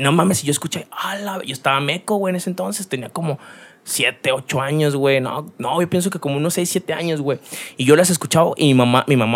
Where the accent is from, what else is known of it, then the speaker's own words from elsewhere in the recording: Ocotlán, Jalisco, Mexico; born there; Yo, yo soy nacido en Ocotlán, güey.